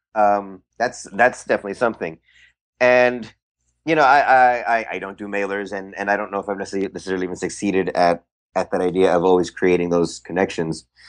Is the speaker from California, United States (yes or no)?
yes; San Francisco Bay Area, California, United States; I am from the Bay Area.